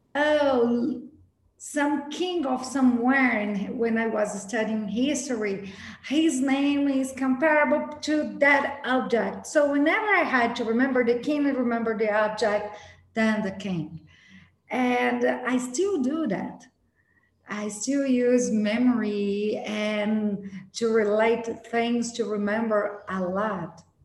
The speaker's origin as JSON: {"language": "English", "country": "Brazil", "tie": "born or raised there", "said": "I was born in Brazil, born and raised in Brazil by an Italian family"}